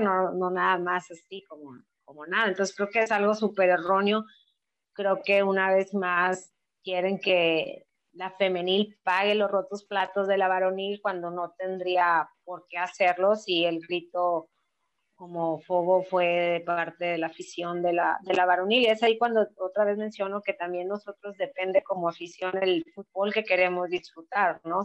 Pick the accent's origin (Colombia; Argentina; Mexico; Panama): Mexico; como cultura mexicana